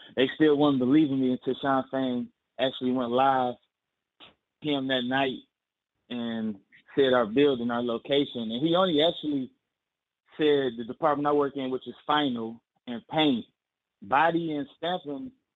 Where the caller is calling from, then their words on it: Michigan, United States; I'm calling from Michigan.